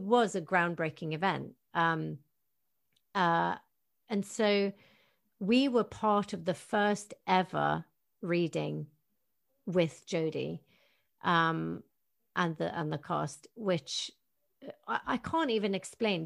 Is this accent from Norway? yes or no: yes; Tromsø, Troms, Norway; moved away; my hometown of Tromsø